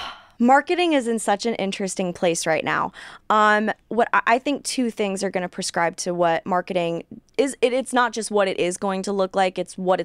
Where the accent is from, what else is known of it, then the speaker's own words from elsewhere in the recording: California, United States; Because, again, I was born and raised in California. I was in the California dating pool.